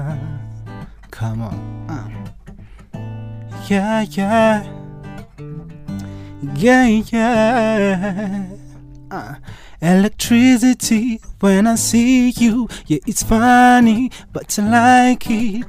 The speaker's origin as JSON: {"language": "English", "region": "Nairobi", "country": "Kenya", "said": "I'm from Nairobi"}